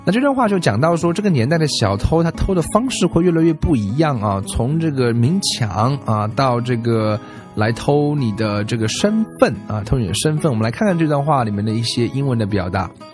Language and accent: Chinese; China; 我们中国人